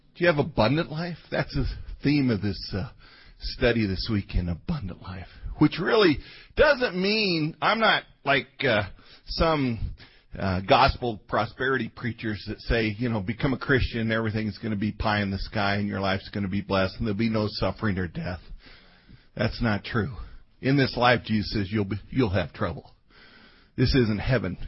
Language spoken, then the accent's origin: English; Colorado, United States; now in Omaha, United States; I was raised in Colorado